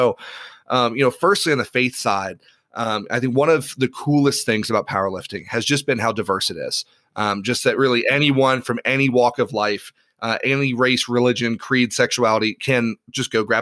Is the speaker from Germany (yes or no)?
no; Ireland; now in United States; so I grew up in Ireland. My parents were uh, were Protestant missionaries over there